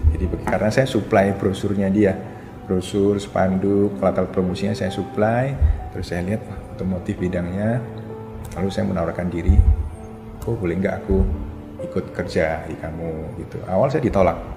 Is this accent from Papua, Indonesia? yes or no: no; Surabaya, East Java, Indonesia; Orang Surabaya tapi kos sama saya. Iya, kos di Surabaya.